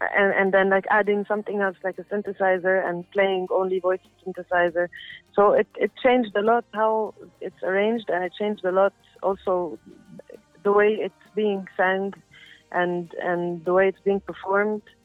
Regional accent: Cairo, Cairo Governorate, Egypt; I'm a musician from Cairo, where I grew up

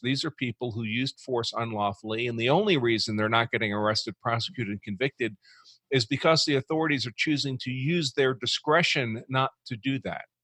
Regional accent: New York, United States; moved away as an adult; also born or lived in Massachusetts; I grew up in New York

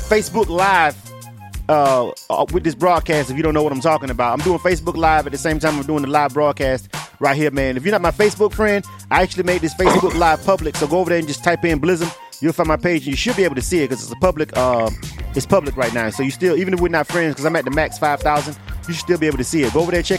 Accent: Florida, United States; I grew up in Florida. I'm from Florida.

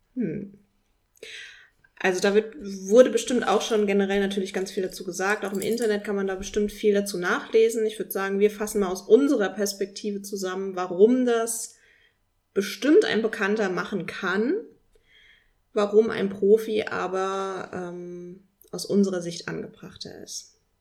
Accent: Dolgesheim, Rhineland-Palatinate, Germany; ich komme aus Dolgesheim, kennt kein Mensch, liegt zwischen Mainz und Worms, Rheinhessen

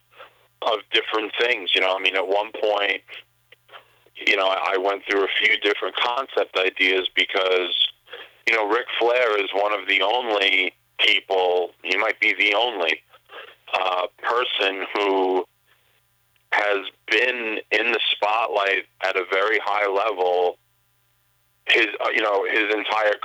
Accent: Long Island, New York, United States; I grew up on Long Island, a huge WWE fan

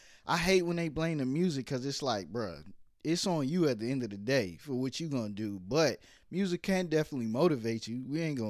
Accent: Brooklyn, New York, United States; born there; because I was born in Brooklyn, and Oakland seemed like Brooklyn.

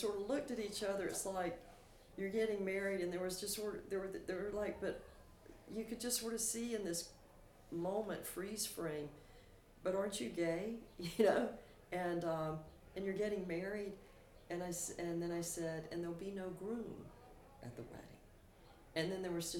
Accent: Aberdeen, North Carolina, United States; moved away; my hometown of Aberdeen, North Carolina

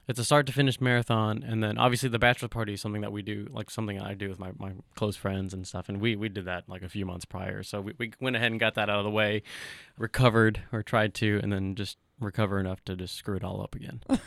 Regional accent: Somerset, Kentucky, United States; moved away as an adult; also born or lived in Bowling Green, Kentucky; now in Lexington, United States; My earliest memories of childhood is in Somerset in Pulaski County. Grew up there, attended elementary, middle, high school

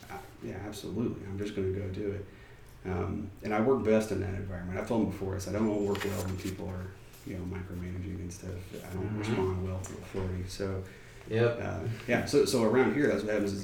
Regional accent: Georgetown, Texas, United States; I grew up in Georgetown.

